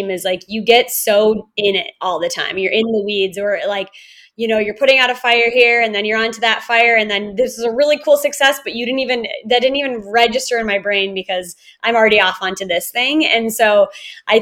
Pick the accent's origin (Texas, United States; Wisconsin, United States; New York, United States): Wisconsin, United States; moved away; also born or lived in Chicago, Illinois / California / Australia; I grew up in Wisconsin and I love Wisconsin so much.